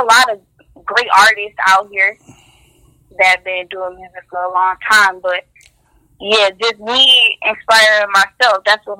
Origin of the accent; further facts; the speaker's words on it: Detroit, Michigan, United States; Detroit, East Side, born and raised.